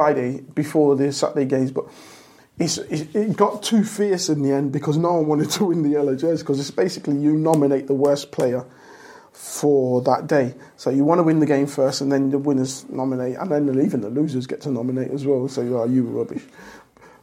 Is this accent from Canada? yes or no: no; Leicester, East Midlands, United Kingdom; I'm from Leicester. Everyone knows I'm from Leicester, and that's where my heart is as a city